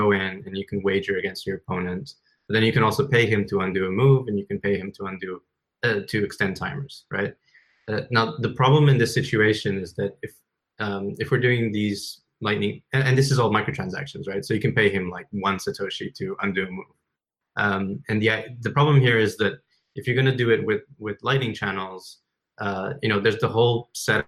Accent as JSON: {"language": "English", "country": "China", "tie": "born or raised there", "moved": "yes", "said": "I grew up in China"}